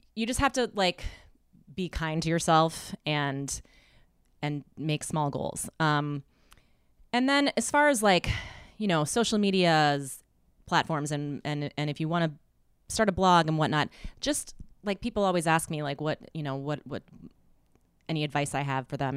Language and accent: English; Midwest, United States; I'm from the Midwest